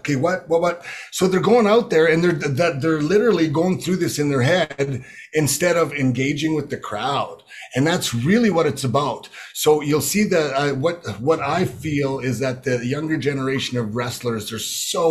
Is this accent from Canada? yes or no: yes; Prince Albert, and Regina, Saskatchewan, Canada; growing up in Prince Albert, Saskatoon, and Regina, just a Saskatchewan boy